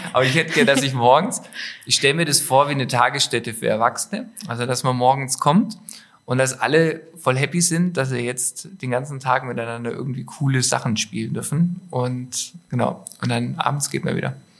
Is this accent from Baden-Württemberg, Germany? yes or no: yes; Stuttgart, Baden-Württemberg, Germany; moved away as an adult; now in Allgäu, Germany; Ich habe ja nur Allgäuer Wurzeln. Ja. Ähm, bin aber in der Großstadt aufgewachsen. Nein, ja, so groß ist nicht. In, äh, in Stuttgart